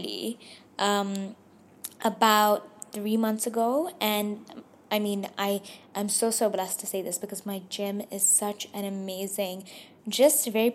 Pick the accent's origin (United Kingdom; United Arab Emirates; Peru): United Arab Emirates; Dubai; I was born and raised in Dubai, but I am Pakistani